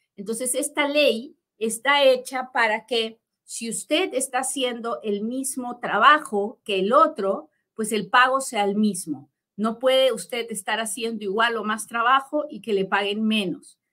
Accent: Peru; now in United States; yo soy bien peruana y hablo bien

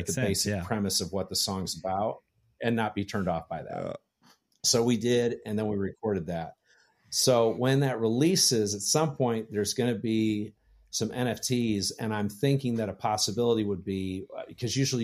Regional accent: Detroit, Michigan, United States; I'm from Detroit

